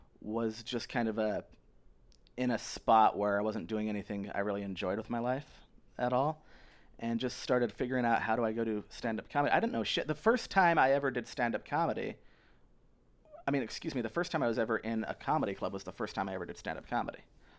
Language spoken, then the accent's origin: English; Utah, United States; Yeah, I grew up in Utah. I grew up Mormon, not Jewish.